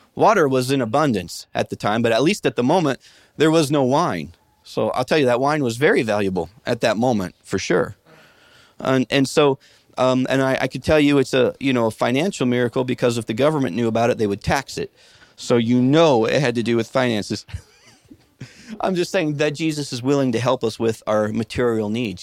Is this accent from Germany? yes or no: no; Midwest, United States; When I was a kid growing up in the Midwest